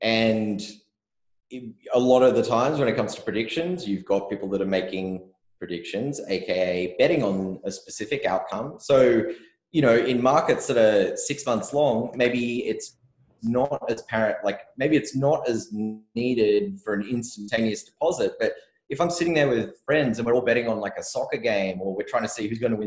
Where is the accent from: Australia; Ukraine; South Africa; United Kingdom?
Australia; I'm from Australia where everyone gambles on everything all the time.